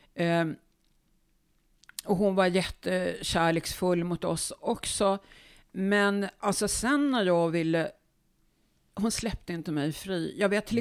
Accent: Uppsala, Uppsala County, Sweden; Jag är född i Uppsala på Akademiska sjukhuset 1950

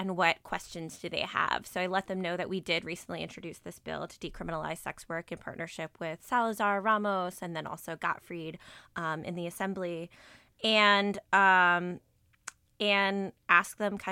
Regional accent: New York, United States; moved away; also born or lived in Washington, D.C.; So I'm actually originally from New York. I grew up here, but was gone for 12 and a half years

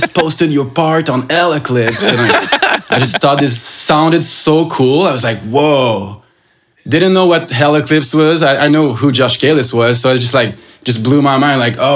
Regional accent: Sainte-Thérèse, Quebec, Canada; Grew up in Sainte-Thérèse, little town, like 30, 40 minutes up north from Montreal.

